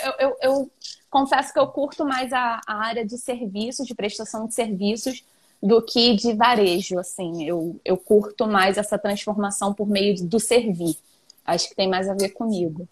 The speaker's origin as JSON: {"language": "Portuguese", "country": "Brazil", "tie": "born or raised there", "said": "eu cresci aqui em Santa Cruz mesmo"}